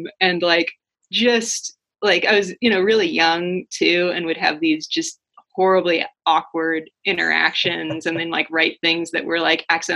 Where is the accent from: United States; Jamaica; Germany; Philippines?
United States; Orange County, Southern California; moved away as an adult; also born or lived in Santa Cruz, California / Seattle, Washington; now in Spokane, United States; I grew up in Southern California. I'm from Orange County originally